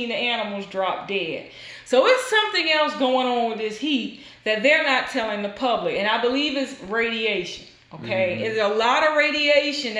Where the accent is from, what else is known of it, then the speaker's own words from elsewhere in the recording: the Deep South, United States; we grew up in the South, deep South